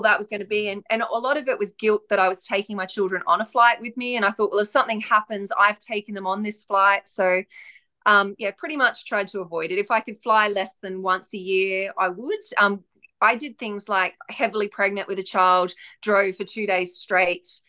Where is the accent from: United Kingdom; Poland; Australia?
Australia; also born or lived in far north Queensland; I'm Australian, so I live in the far north um, of Queensland in Australia